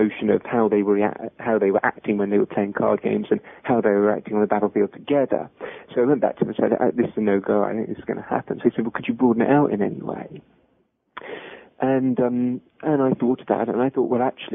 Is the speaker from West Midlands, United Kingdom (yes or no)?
no; London, United Kingdom; moved away as an adult; also born or lived in Oxford / Germany; now in Cambridge, United Kingdom; I come from London